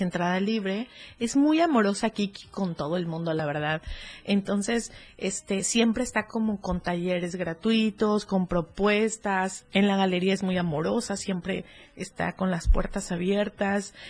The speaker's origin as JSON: {"language": "Spanish", "area": "around Cuernavaca", "region": "Morelos", "country": "Mexico", "tie": "born or raised there", "moved": "yes", "said": "en Cuernavaca, que por ahí es mi pueblo"}